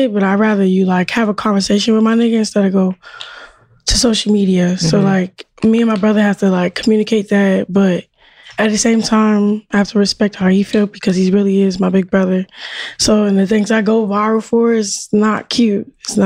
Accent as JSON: {"language": "English", "town": "Baltimore", "region": "Maryland", "country": "United States", "said": "I'm from Baltimore, so been the 11th out of 12 siblings, the baby for real"}